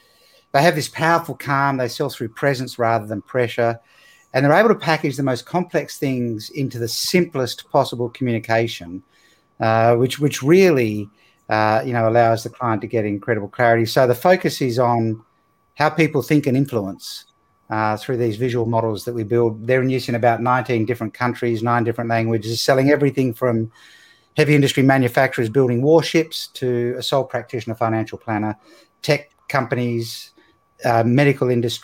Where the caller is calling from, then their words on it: Perth, Western Australia, Australia; Well, I'm coming from Australia, on the west coast of Australia in Perth. So it's nighttime here.